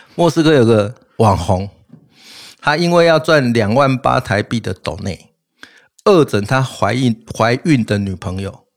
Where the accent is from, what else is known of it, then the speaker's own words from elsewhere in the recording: Taiwan; 我们台湾人